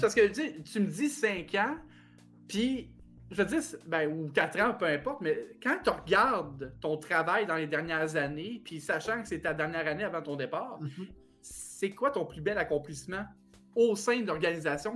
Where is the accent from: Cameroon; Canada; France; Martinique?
Canada; Plessisville, Quebec; Plessisville est ma ville natale